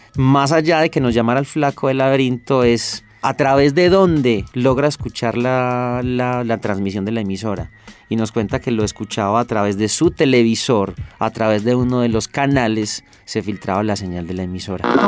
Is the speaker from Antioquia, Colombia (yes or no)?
yes; Medellín, Antioquia, Colombia; Yo soy de Manrique Las Esmeraldas, uno de los barrios que construye la, Comuna Cuatro de Aranjuez